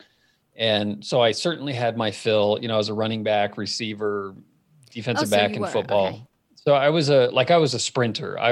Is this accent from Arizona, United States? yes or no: yes; Phoenix, Arizona, United States; moved away as an adult; now in Colorado, United States; I grew up in Phoenix, founded the company there